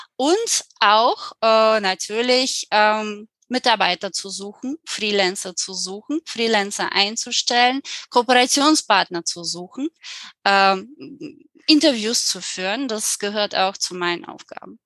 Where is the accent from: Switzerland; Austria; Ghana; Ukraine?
Ukraine; German is a second language; moved away as an adult; also born or lived in Germany; now in Spain; komme ich aus der Ukraine. Und als ich 19 Jahre alt war, habe ich mich entschieden, nach zwei Jahren Studiums für ein Jahr nach Deutschland zu gehen